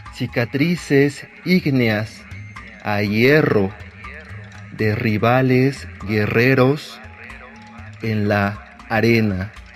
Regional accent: Mexico City, Mexico; mi alma mater es la fe Aragón y el mágico barrio de la Merced

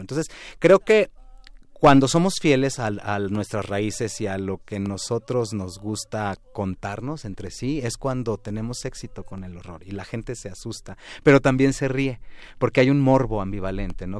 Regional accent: Mexico; el toque que nosotros tenemos como mexicanos

